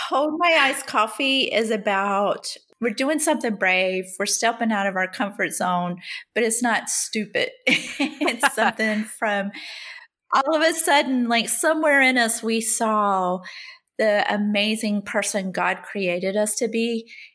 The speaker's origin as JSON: {"language": "English", "region": "the South", "country": "United States", "also_born_or_lived": "Rhode Island", "moved": "yes", "lives_now": "Connecticut, United States", "said": "I'm still a Southerner"}